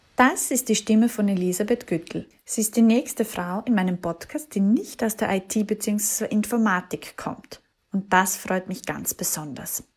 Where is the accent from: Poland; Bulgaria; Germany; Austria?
Austria; Feldbach, Styria; So wie ich ist sie in Fellbach geboren